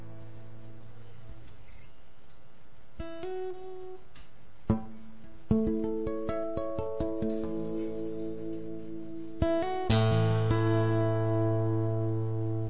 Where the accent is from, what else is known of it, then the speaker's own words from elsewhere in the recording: Prince Albert, Saskatchewan, Canada; So I'm from a little town, not really little, but sort of little. I'm in Saskatchewan. Named Prince Albert.